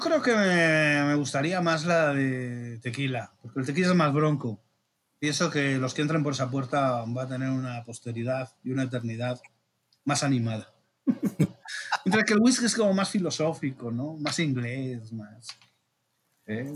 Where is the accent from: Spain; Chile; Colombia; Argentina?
Spain; Region of Murcia; moved away as an adult; now in Mexico; mi tierra chica, Murcia